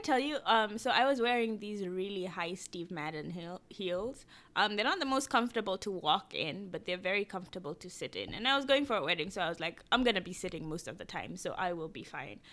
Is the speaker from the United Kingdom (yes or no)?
no; Kenya; moved away; I grew up in Kenya